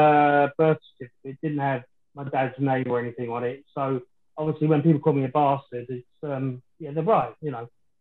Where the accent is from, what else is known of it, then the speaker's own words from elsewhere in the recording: London, United Kingdom; I was born in West Ham, in the old Plasto Hospital, which sits over Upton Park